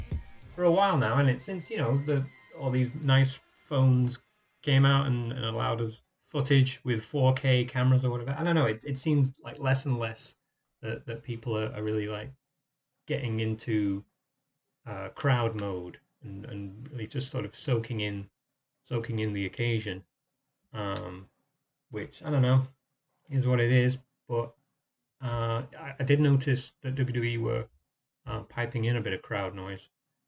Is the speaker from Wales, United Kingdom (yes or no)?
no; Warrington, North West England, United Kingdom